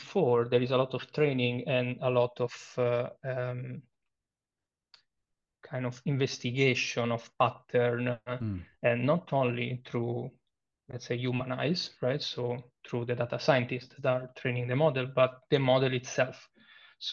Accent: Italy; accent: Italian; English is a second language; moved away as an adult; now in Berlin, Germany; I am Italian, as you may infer from my accent

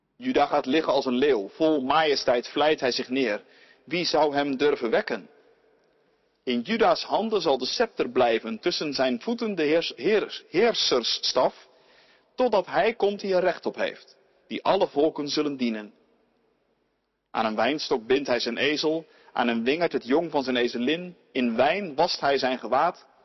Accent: Ouderkerk aan den IJssel, South Holland, Netherlands; In het eh, dorp waar ik opgroeide, Oude Kerk aan de IJssel

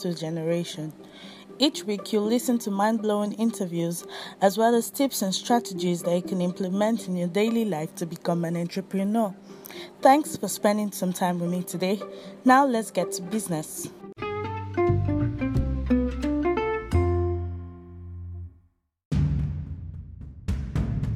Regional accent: Nigeria; I'm from Nigeria, West Africa.

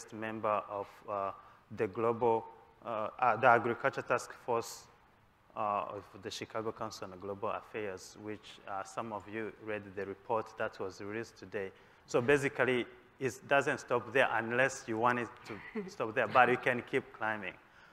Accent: Rwanda; now in United States; I am from Rwanda originally and a PhD candidate in crop science at Washington State University

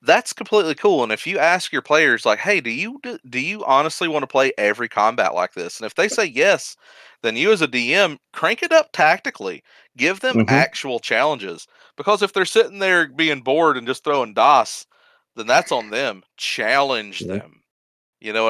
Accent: United States; I'm an American

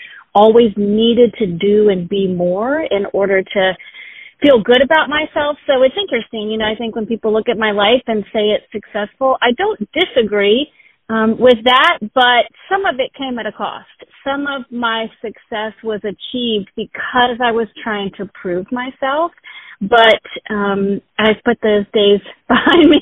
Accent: Richmond, Virginia, United States; I was born and raised in Richmond, Virginia. I still live in Richmond, Virginia

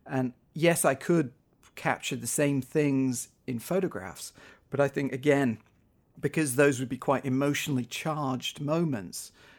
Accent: North West England, United Kingdom; now in -; in the area where I grew up in the Northwest, just outside of Manchester, we're seeing things like these regular floods

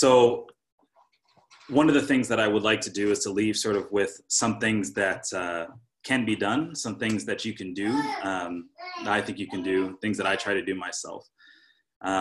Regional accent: California, United States; moved away as an adult; now in Milwaukee, United States; I was raised in California

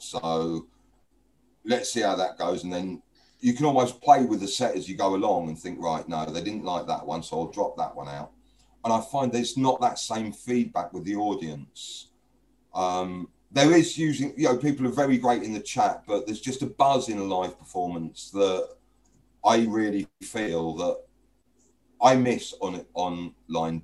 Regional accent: London, United Kingdom; I grew up in East London in the 70s

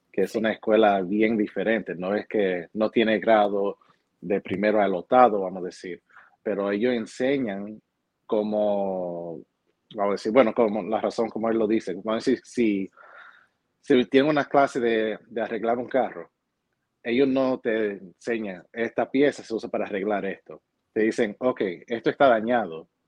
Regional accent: Hoboken, New Jersey, United States; yo nací aquí en Hoboken.

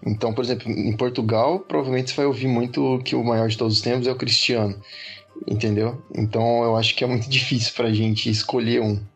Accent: Brazil; como brasileiro

